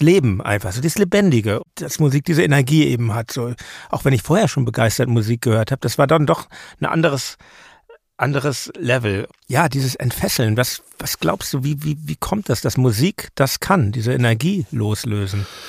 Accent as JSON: {"language": "German", "region": "Hamburg", "country": "Germany", "tie": "born or raised there", "moved": "yes", "said": "in Hamburg, ja. meiner alten Heimatstadt"}